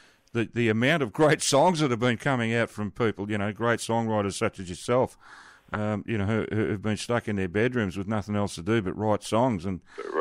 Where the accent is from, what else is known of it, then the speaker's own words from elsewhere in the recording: Melbourne, Victoria, Australia; I was born and raised in Melbourne, and it's my favourite place.